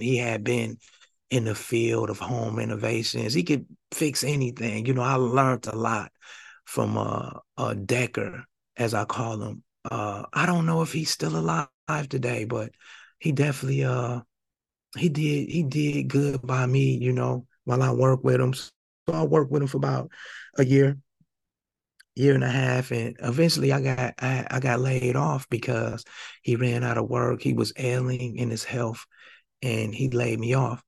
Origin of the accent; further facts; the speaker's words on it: Flint, Michigan, United States; moved away as an adult; also born or lived in Indianapolis; I'm originally from Flint, Michigan. I'm from Flint, Michigan. I grew up in Flint